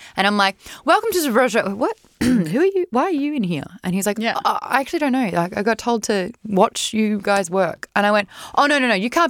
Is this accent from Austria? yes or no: no; Australia; I'm Australian.